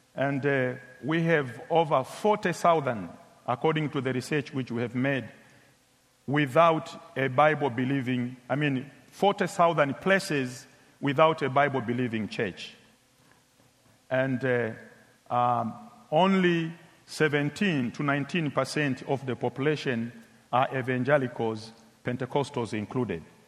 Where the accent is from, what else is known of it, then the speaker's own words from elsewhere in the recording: Tanzania; my country, Tanzania